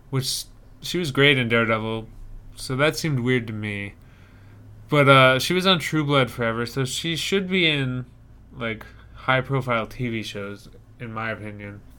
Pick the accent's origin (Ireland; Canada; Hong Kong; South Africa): Ireland; I'm Irish. I'm I'm. It's baked into me to hate them.